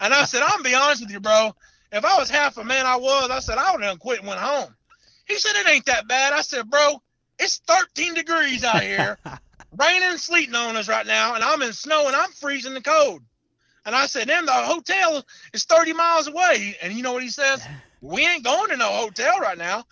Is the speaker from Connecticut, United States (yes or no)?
no; Oklahoma, United States; I'm from Oklahoma